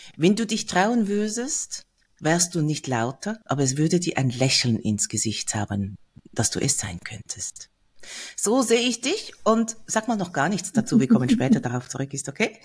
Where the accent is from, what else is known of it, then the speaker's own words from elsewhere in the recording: Switzerland; Bei uns ist die größte Stadt Zürich